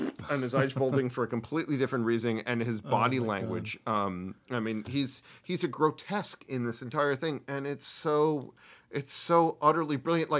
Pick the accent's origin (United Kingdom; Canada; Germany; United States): United States; I'm an American